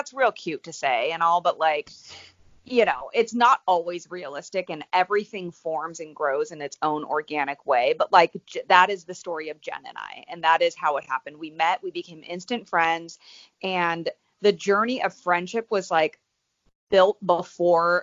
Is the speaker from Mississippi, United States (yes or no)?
no; the Bay Area, California, United States; moved away as an adult; also born or lived in San Diego; now in Los Angeles, United States; I'm from the Bay Area.